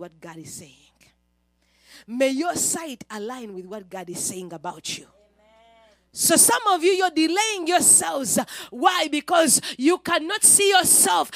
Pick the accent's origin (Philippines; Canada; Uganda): Uganda; moved away; Me, a girl from a certain village in Uganda